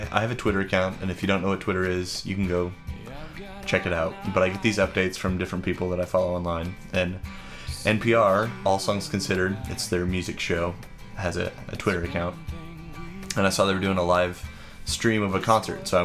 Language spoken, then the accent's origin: English; Clay Center, Kansas, United States; I'm from Clay Center, Kansas.